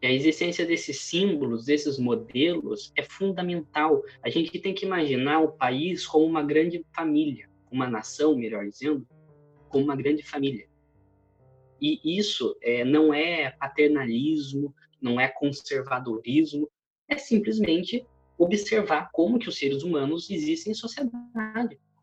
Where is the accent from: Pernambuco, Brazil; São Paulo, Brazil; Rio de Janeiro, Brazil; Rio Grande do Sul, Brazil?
São Paulo, Brazil; interior of; Eu venho do interior de São Paulo